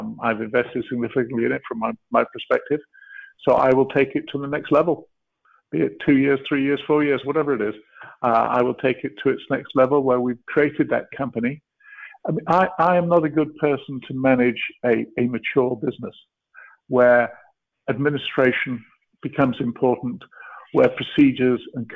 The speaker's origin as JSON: {"language": "English", "country": "Canada", "said": "I am a Canadian as well."}